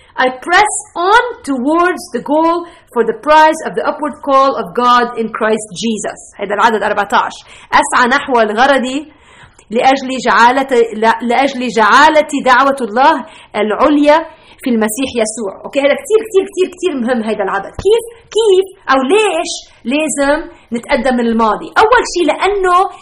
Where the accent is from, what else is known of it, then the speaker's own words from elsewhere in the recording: Beirut, Beirut Governorate, Lebanon; now in United States; انا ربيت ببيروت